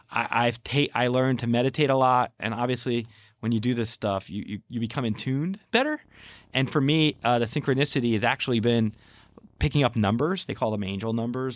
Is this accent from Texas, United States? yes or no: no; New Jersey, United States; we're from New Jersey